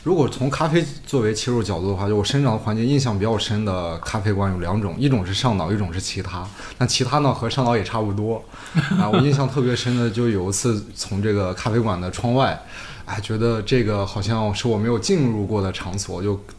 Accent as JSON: {"language": "Chinese", "region": "Inner Mongolia", "country": "China", "tie": "born or raised there", "said": "是土生土长内蒙人。"}